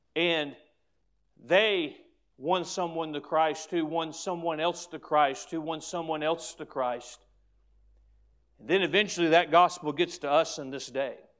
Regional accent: United States; as an American

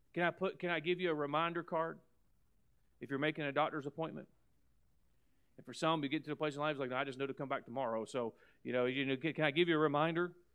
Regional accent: United States; as an American

